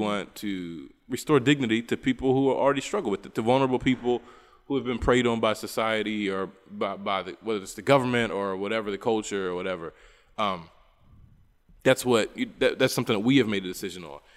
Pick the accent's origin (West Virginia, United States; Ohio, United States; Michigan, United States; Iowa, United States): West Virginia, United States; now in Bolivia; I'm from West Virginia